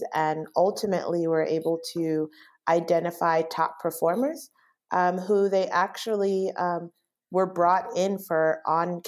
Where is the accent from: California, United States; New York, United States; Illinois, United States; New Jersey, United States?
California, United States; Bay Area; moved away as an adult; also born or lived in Los Angeles, California; now in Chicago, United States; I'm originally from the Bay Area